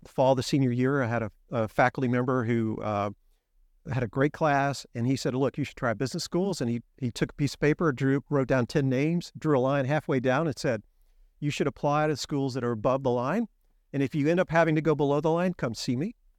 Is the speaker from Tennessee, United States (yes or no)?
yes; Memphis, Tennessee, United States; moved away as an adult; also born or lived in Nashville, Tennessee; now in Houston, United States; I grew up in Memphis, lived there my whole life